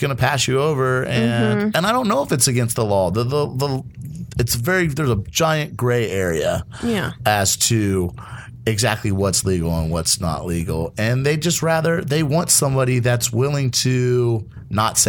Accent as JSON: {"language": "English", "country": "United States"}